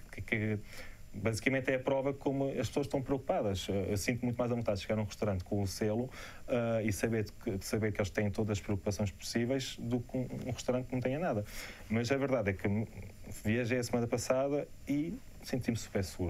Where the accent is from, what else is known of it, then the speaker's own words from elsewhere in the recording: Portugal; quando digo que sou de Portugal